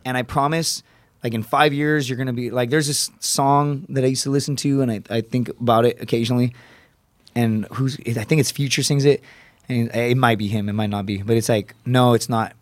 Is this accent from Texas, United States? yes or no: yes; Laredo, Texas, United States; born or raised there; moved away